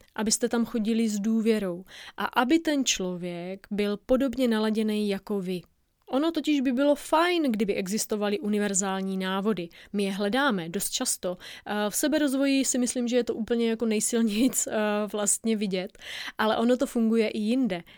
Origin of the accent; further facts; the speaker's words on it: Moravia, Czechia; Já zaprvé jsem z Moravy